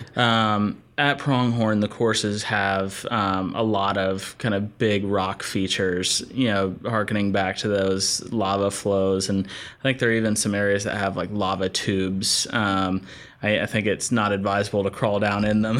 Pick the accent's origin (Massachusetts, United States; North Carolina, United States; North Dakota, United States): North Carolina, United States; Asheville; I'm from Asheville, North Carolina.